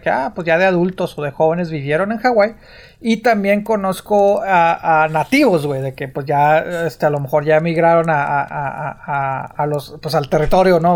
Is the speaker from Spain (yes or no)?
no; Mexico; uno como mexicano